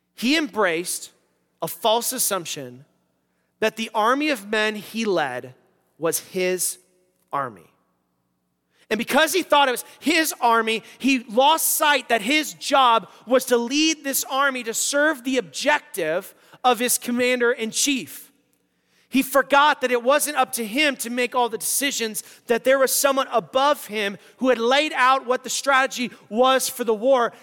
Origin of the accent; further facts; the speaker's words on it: United States; as American Christians